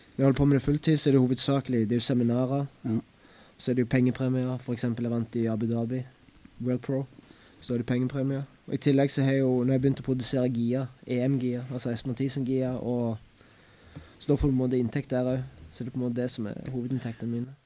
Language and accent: Norwegian; Egersund, Rogaland, Norway; now in Haugesund, Norway; jeg kommer fra Egersund